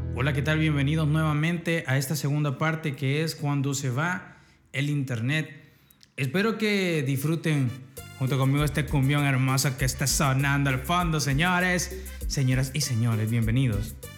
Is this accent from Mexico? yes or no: no; El Salvador